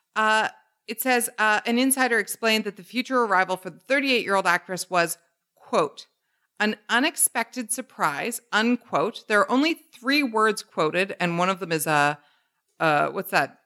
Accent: Canada; born or raised there

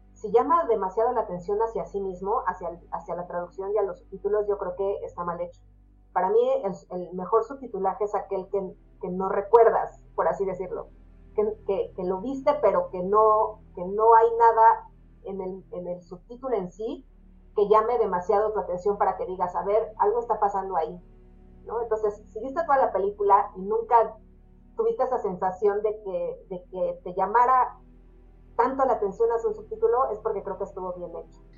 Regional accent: Mexico; nosotros como mexicanos

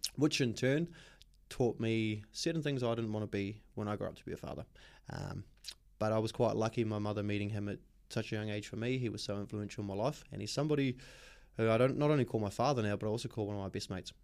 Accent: Auckland, New Zealand; moved away as an adult; also born or lived in Australia; I was born in West Auckland. Um, born and bred, grew up in West Auckland up until I was about eighteen

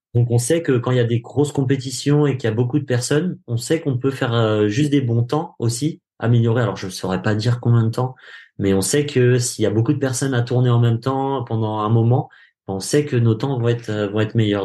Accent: France; nous en tant que Français

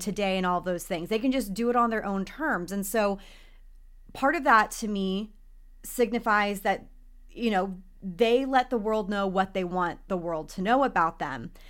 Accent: Texas, United States; now in Los Angeles, United States; I grew up in Texas

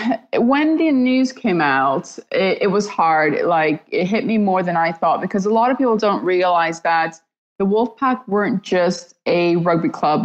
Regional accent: Toronto, Ontario, Canada; now in Leeds, United Kingdom; so I'm 10 minutes from the Rhino Stadium, and yet it took a team in my home city

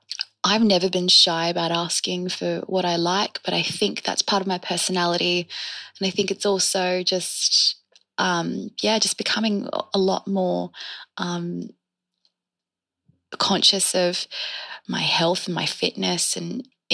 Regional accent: Australia

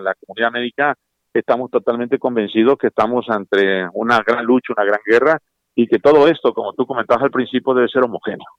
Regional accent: Tabasco, Mexico; moved away; mi pueblo, a mi mamá y a todos ellos

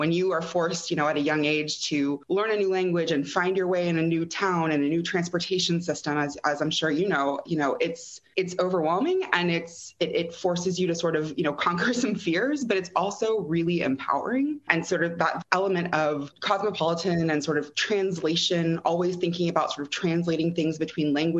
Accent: Austin, Texas, United States; now in Southern California, United States; I grew up in Austin, Texas. I am the product of two academic parents. So kind of a university kid, as it were, very liberal arts focused.

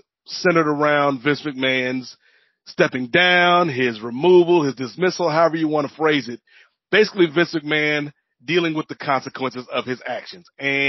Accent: United States; And as an American

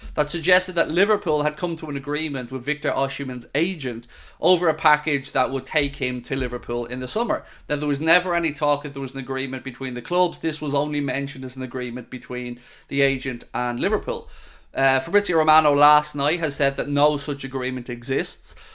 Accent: Ireland; also born or lived in Wexford; I'm Irish and I live in Ireland and I live in Wexford

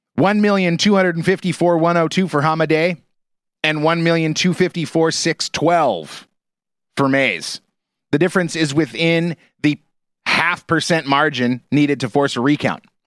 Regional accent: Portland, Oregon, United States; moved away as an adult; growing up in the Portland area

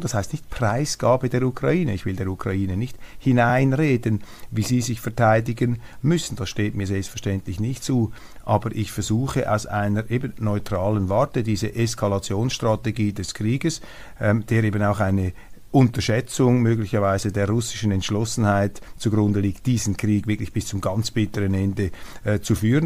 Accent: Switzerland; als Schweizer

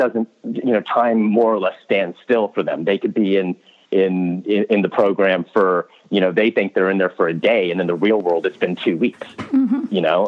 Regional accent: United States; accent: American

